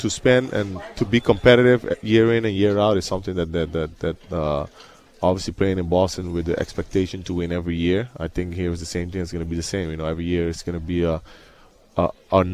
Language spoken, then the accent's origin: English; Aruba; moved away; I'm from Aruba, so I speak different languages